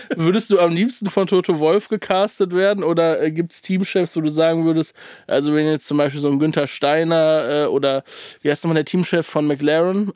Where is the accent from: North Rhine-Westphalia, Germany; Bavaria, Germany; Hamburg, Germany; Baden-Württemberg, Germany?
North Rhine-Westphalia, Germany; Cologne; ich komme aus Köln